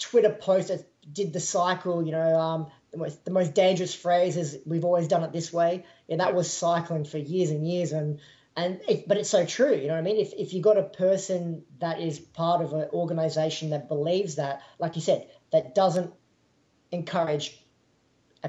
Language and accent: English; Australia; moved away; being an Australian in Australia